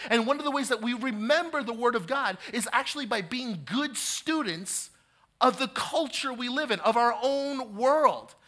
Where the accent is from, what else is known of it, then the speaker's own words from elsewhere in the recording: New Jersey, United States; I have been born and raised in New Jersey